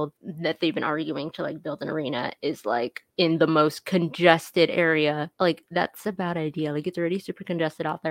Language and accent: English; California, United States; now in Arizona, United States; I'm from California